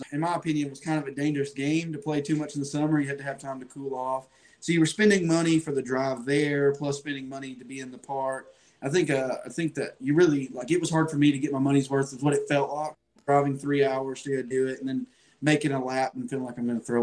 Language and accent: English; Chattanooga, Tennessee, United States; I'm from Chattanooga, Tennessee. Boating on and off since I was 15. I'm 27 now.